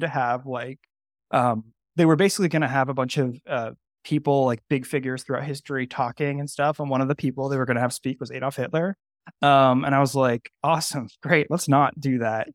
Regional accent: Bay Area, California, United States; moved away; I grew up in the Bay Area too. I'm, I'm from that area, even though I don't live there right now.

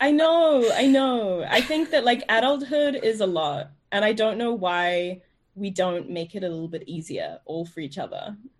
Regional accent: New Zealand; moved away as an adult; also born or lived in New York, United States; now in London, United Kingdom; growing up in New Zealand

